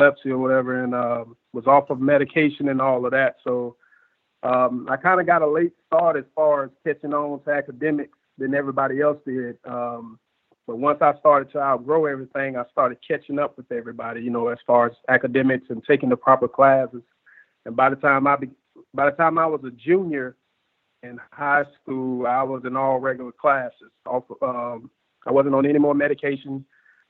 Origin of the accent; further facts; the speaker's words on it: Sumter County, Florida, United States; also born or lived in Bartow, Florida; I was born in Bartow, Florida. You know, my dad's side of the family is from Lakeland. So I used to live down there for quite up until like third or fourth grade is when I moved to Sumter County